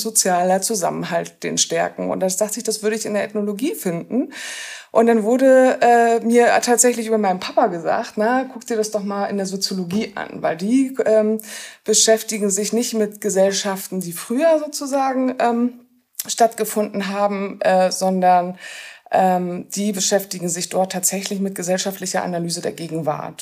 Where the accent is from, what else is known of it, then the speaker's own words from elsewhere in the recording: Rostock, Mecklenburg-Vorpommern, Germany; moved away as an adult; also born or lived in Cologne / Berlin / Jena; now in Görlitz, Germany; bin eben Kind aus Rostock, das heißt, bin Ostdeutscher